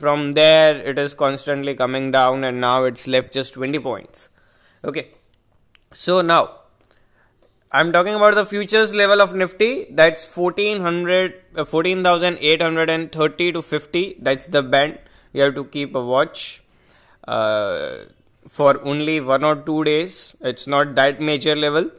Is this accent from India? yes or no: yes; India; I am an Indian trader